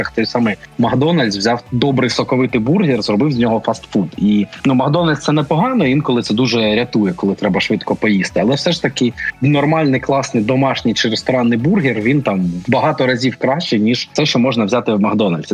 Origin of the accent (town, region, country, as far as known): Kharkiv, Kharkiv Oblast, Ukraine